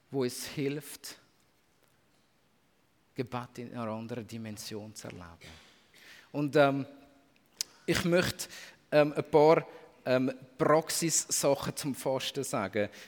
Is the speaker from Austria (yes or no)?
no; Switzerland; Als Schweizer ähm, ist uns das, glaube ich, nicht im Unterbewusstsein und nicht im Bewusstsein.